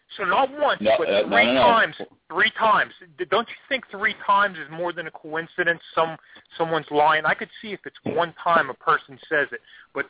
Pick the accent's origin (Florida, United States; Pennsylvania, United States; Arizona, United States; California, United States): Pennsylvania, United States; Pittsburgh; I am from Pittsburgh.